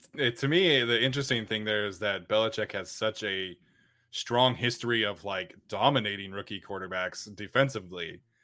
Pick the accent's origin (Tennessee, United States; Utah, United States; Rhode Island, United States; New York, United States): Utah, United States; I'm from Utah